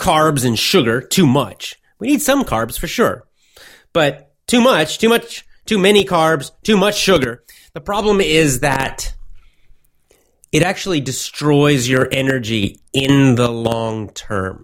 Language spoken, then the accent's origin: English; United States; now in Japan; I'm an American